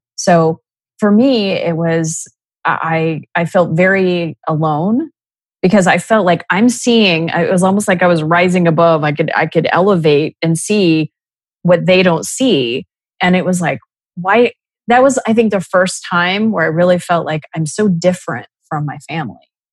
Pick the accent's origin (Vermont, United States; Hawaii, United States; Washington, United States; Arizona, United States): Arizona, United States; Scottsdale; I was born and raised in Scottsdale, Arizona